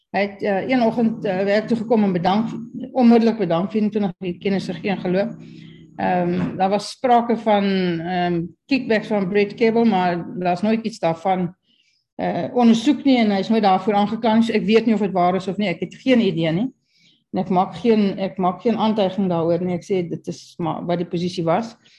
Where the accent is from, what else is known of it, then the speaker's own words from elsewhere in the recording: Kimberley, Northern Cape, South Africa; Ek kom van Kimberley